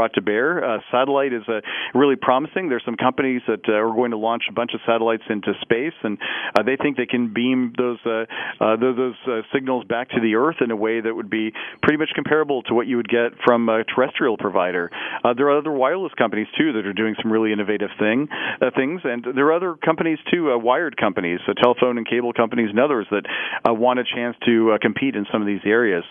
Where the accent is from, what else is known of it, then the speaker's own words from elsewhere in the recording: Parsons, Kansas, United States; moved away; my hometown of Parsons, Kansas